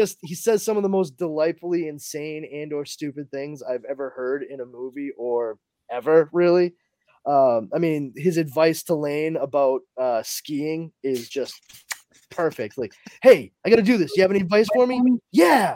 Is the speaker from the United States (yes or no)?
yes; Massachusetts, United States; I'm from Massachusetts